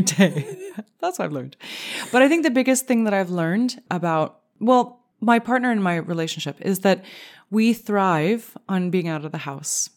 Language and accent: English; Canada; as a Canadian